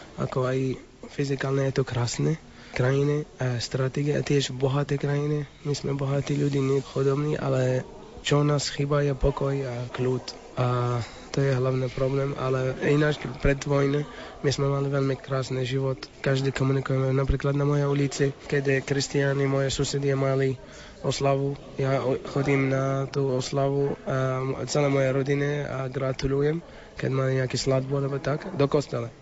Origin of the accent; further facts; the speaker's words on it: Iraq; Slovak is a second language; now in Slovakia; som iráčan